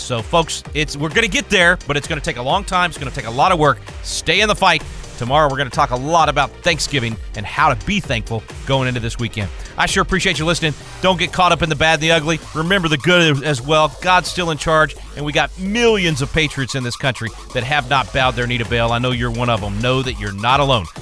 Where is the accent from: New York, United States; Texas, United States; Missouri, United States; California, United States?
Texas, United States; being a Texan